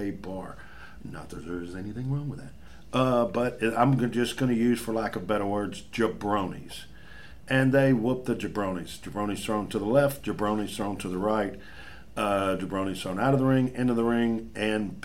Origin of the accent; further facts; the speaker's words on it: Memphis, Tennessee, United States; my hometown. Memphis, Tennessee, Memphis